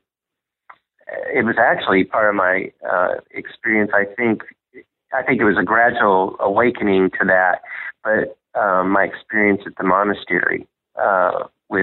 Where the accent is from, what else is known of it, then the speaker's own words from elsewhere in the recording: Southern Indiana, United States; I grew up in Southern Indiana